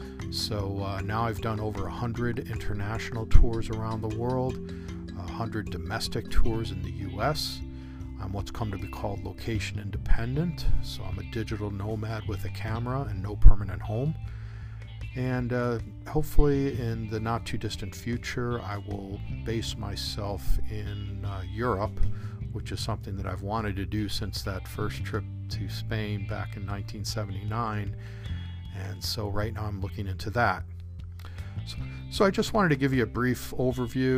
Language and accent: English; Chicago, Illinois, United States; moved away; also born or lived in Southern California; Chicago, my hometown